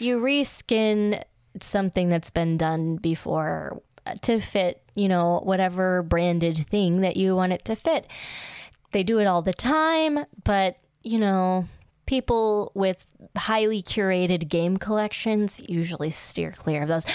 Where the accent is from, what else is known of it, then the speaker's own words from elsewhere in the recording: United States; as an American